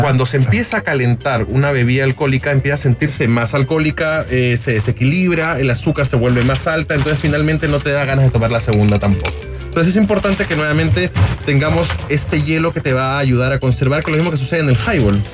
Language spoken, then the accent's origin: Spanish; Lima, Peru; moved away as an adult; nacido y criado durante 18 años en Lima, en Perú